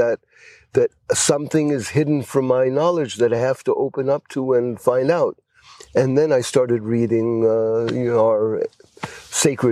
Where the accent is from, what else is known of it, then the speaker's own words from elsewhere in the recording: Beersheba, Southern District, Israel; also born or lived in United States; I was born on a kibbutz in the south of Israel